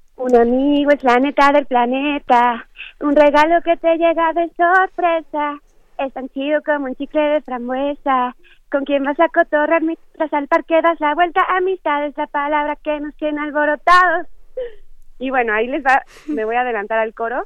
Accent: Chiapas, Mexico; yo que soy chiapaneca

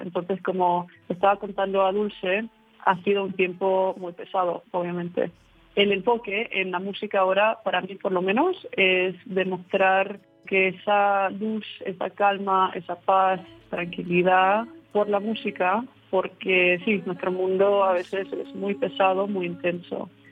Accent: Toronto, Ontario, Canada; Cuento empieza desde Toronto, vengo de ahí y nací

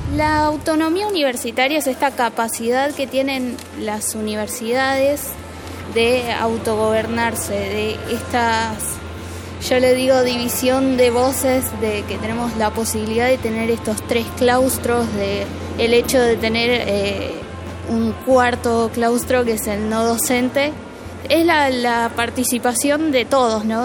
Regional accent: Sarapiquí, Heredia, Costa Rica; soy de Sarapiquí, Costa Rica

